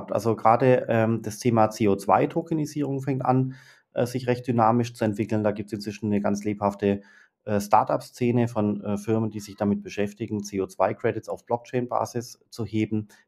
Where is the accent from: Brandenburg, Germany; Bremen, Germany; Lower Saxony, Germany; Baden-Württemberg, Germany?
Baden-Württemberg, Germany; Na gut, dann habe ich eine andere. Als als Schwabe, wo die ganzen Unternehmen, äh, sitzen